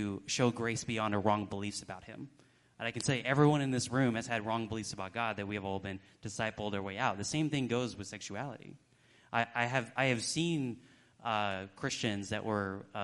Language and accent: English; Texas, United States; I'm a Texan